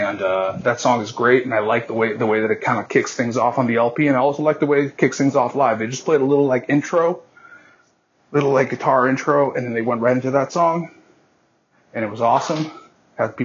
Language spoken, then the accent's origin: English; Massachusetts, United States; my hometown boys